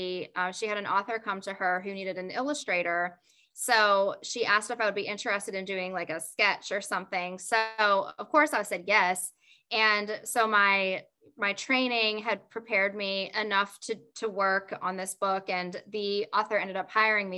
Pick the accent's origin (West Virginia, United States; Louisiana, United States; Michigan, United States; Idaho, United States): West Virginia, United States; I grew up in West Virginia